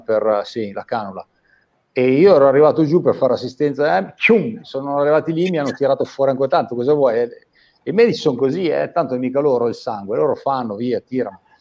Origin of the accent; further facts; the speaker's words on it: Busto Arsizio, Lombardy, Italy; sono di Busto Arsizio